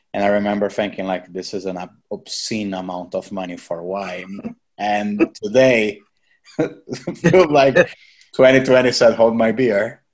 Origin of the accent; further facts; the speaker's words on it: Brazil; we're from Brazil, and I remember growing up in the '90s and 2000s as well.